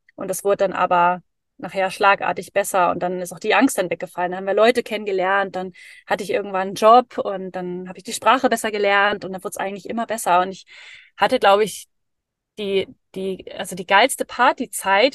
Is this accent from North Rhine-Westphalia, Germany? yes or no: no; Dithmarschen, North Sea coast, Schleswig-Holstein, Germany; moved away as an adult; also born or lived in Hamburg; now in Norway; ich bin eigentlich an der Nordsee aufgewachsen, in so einem kleinen, in so einer kleinen Stadt